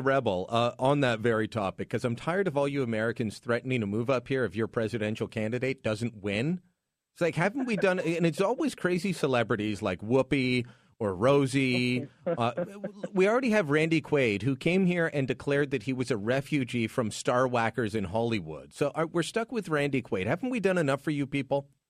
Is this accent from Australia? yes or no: no; Canada; I'm Canadian